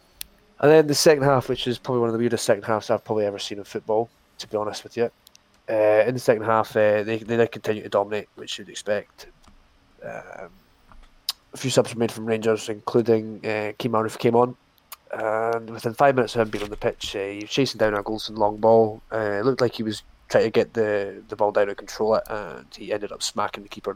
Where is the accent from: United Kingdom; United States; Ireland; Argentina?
Ireland; Dublin, Leinster; I'm from Dublin